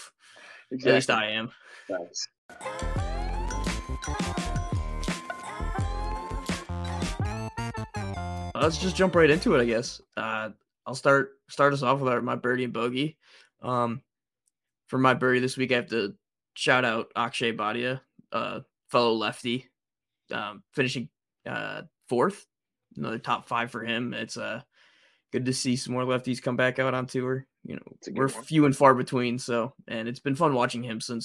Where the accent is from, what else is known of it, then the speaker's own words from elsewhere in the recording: Detroit, Michigan, United States; I'm from Detroit. Big Detroit Lions fan.